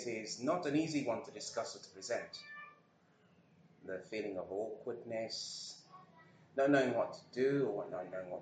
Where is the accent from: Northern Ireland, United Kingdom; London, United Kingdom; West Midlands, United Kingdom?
West Midlands, United Kingdom; Birmingham; being a Brummie